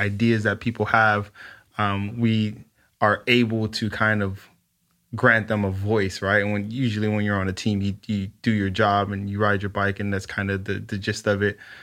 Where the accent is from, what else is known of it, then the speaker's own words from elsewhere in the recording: Los Angeles, California, United States; I grew up in South Central L